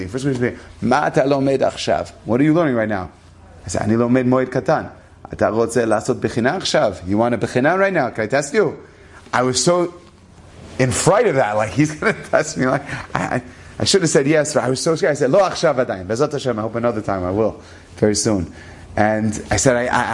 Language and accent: English; Denver, Colorado, United States; I'm an American. I grew up in Denver, Colorado